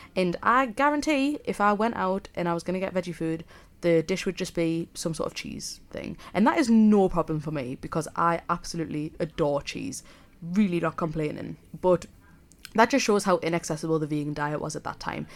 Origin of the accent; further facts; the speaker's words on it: South Shields, North East England, United Kingdom; accent: Geordie; moved away as an adult; now in Leeds, United Kingdom; I'm a Geordie, if you can't already tell. I'm from Sunny South Shields, So I suppose I'm technically a sand dancer